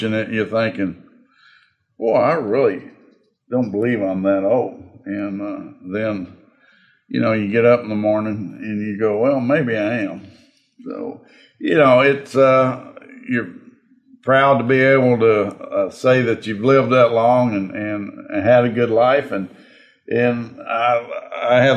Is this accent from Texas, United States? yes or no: yes; Alvin, Texas, United States; also born or lived in Refugio, Texas / Woodsboro, Texas; I was born in Refugio because that's where the county hospital was. And then he worked for the old Stanley Oil Company and was transferred up to Alvin